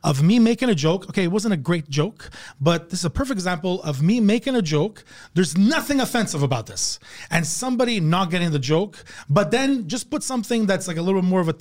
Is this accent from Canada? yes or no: yes; Canada; I'm actually Canadian